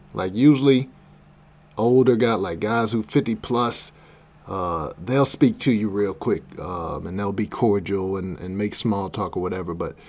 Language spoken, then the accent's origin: English; Berkeley, Missouri, United States; I'm from Berkeley originally.